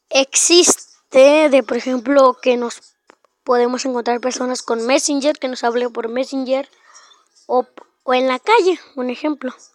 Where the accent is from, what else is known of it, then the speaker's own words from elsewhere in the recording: Mexico; Bueno, primero que nada … del, de México.